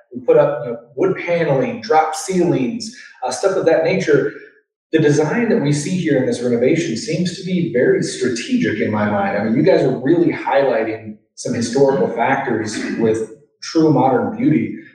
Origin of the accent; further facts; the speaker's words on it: Overland Park, Kansas, United States; I grew up in Overland Park, not too far from here